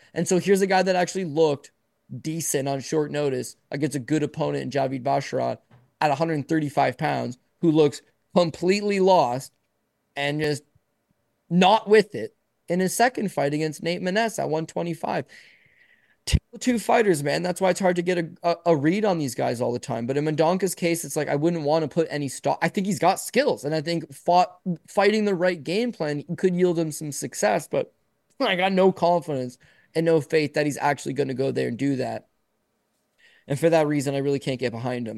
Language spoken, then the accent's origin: English; Canada; I'm born in Canada. My parents are born in Canada. I'm Canadian